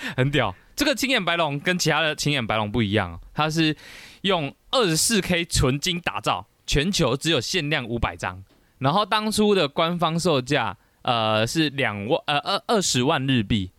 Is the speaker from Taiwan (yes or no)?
yes; Taiwan; 我们台湾人